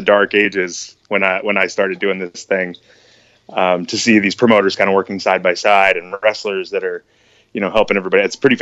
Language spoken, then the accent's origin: English; Richland, Washington, United States; also born or lived in Lakewood, Washington; I was born on the West Side, but I was raised here in Richland, actually. I grew up in the Tri-Cities and came back to raise a family.